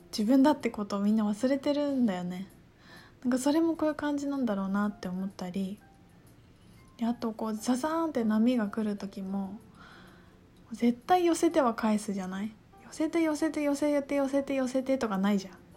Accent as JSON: {"language": "Japanese", "region": "Tokyo and Aichi", "country": "Japan", "tie": "born or raised there", "said": "私育ちが愛、まあ、東京と愛知で育って"}